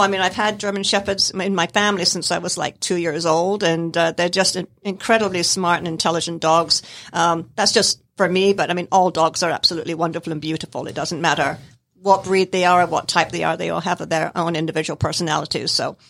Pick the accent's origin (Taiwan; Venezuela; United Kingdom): United Kingdom; Scotland; born there; now in United States; I was born in Scotland in the United Kingdom.